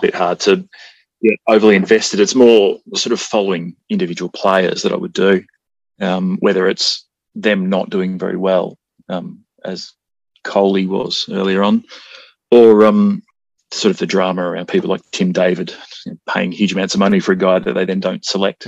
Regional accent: Australia; I'm Australian

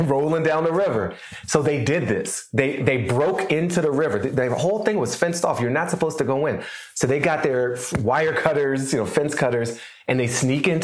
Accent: Washington, District of Columbia, United States; moved away as an adult; also born or lived in Boston / New York; now in Los Angeles, United States; I did not grow up in LA. I grew up in Washington, right. D.C.

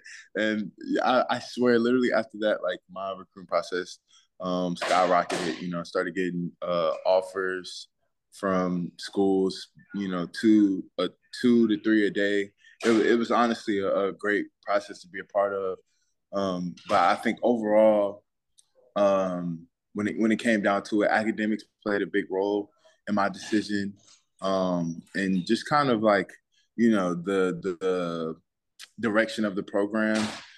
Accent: Boykins, Virginia, United States; Yep, Boykins, Virginia.

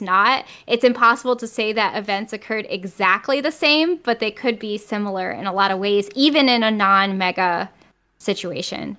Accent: Connecticut, United States; moved away as an adult; now in New York, United States; I grew up in Connecticut

